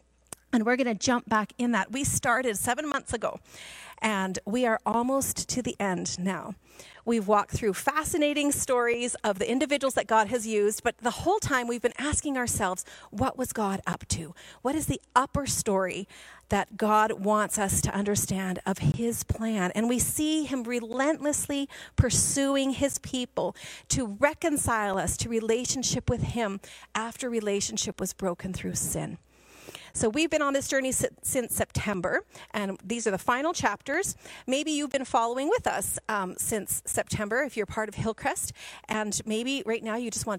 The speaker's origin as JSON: {"language": "English", "country": "Guatemala", "tie": "born or raised there", "said": "And many of you know that I grew up in Guatemala. My parents had moved there to work with training leaders in churches."}